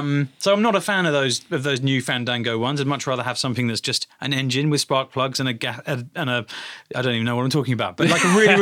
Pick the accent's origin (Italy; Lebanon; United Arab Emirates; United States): United Arab Emirates; Dubai; I think it actually comes from Dubai, because I grew up in the Middle East, and the coolest cars in Dubai were Mercedes and Toyota Land Cruiser